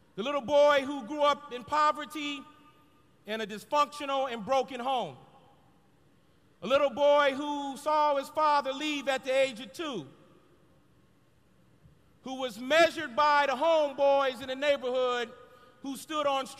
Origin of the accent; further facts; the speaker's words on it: Los Angeles, California, United States; a little black boy growing up in South Central Los Angeles